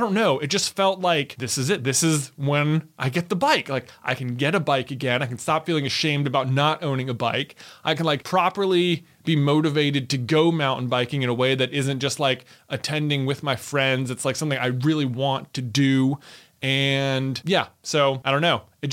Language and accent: English; Roanoke, Virginia, United States; So that's another part. It's like, I'm from Roanoke. It's like, I don't even mountain bike.